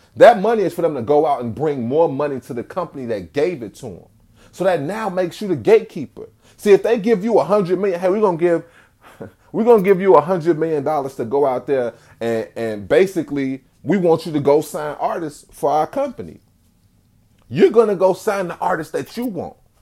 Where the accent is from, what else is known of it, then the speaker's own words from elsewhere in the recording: Chicago, Illinois, United States; I'm from Chicago